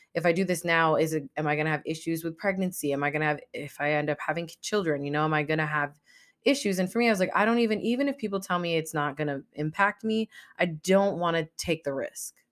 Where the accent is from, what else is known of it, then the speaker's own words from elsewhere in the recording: United States; my nationality is I'm American. I was born in America